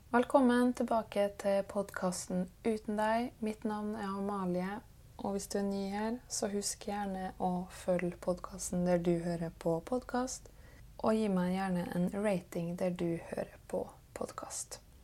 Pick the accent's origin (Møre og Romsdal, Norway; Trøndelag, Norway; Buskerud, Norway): Møre og Romsdal, Norway; Kristiansund; born or raised there; moved away